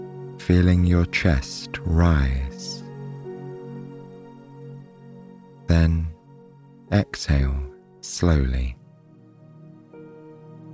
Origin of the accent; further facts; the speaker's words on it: England, United Kingdom; my home country of England